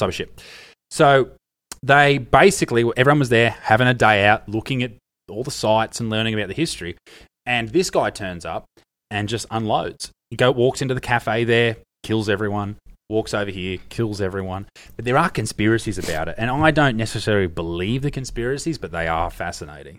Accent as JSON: {"language": "English", "country": "Australia", "said": "as the Australian"}